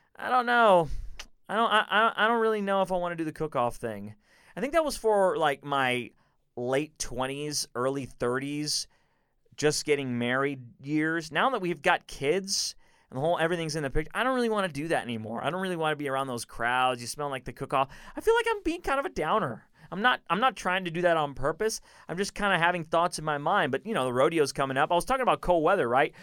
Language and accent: English; Houston, Texas, United States; born or raised there; also born or lived in Chicago